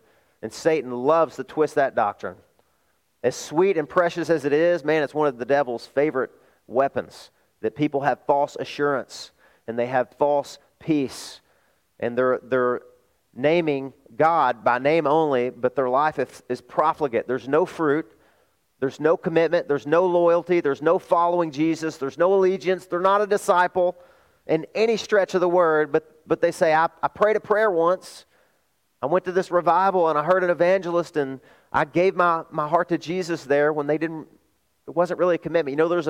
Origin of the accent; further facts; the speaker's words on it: the South, United States; I am from the South.